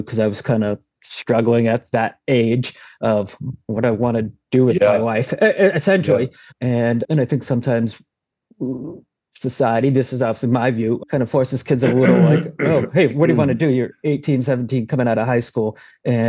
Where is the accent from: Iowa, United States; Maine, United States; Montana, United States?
Maine, United States; South Portland; Born right in South Portland, went to high school there, all my schools there